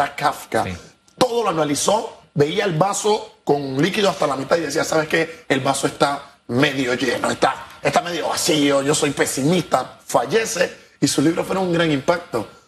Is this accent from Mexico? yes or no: no; Panama; nuestro país